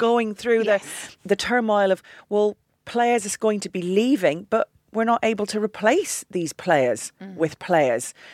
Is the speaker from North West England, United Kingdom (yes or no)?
yes; Manchester, North West England, United Kingdom; I am actually technically English. I was born in Manchester, but my dad would never forgive me if I hadn't followed the Scottish national team